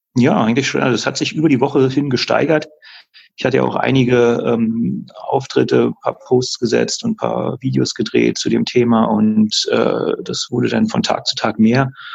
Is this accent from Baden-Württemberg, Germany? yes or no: no; Berlin, Germany; moved away as an adult; now in Würzburg, Germany; ich lebe seit jetzt fast 14 Jahren in Würzburg, bin mhm. zwar gebürtiger Berliner